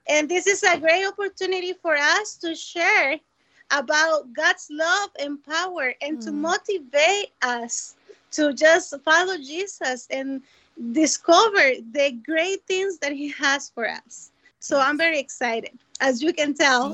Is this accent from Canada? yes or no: no; Costa Rica; now in Minneapolis, United States; I was born in Costa Rica